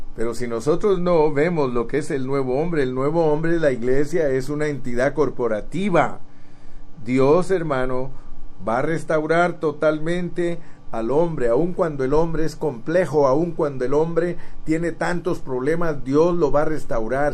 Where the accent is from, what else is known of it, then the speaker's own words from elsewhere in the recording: Guatemala; moved away; yo nací en Guatemala